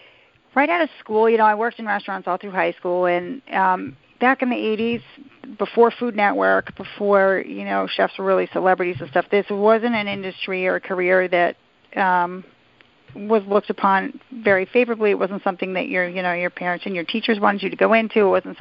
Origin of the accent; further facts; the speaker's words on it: the Berkshires, Massachusetts, United States; also born or lived in New York; I was actually born in New York, but my parents moved at a pretty young age. I grew up out in the Berkshires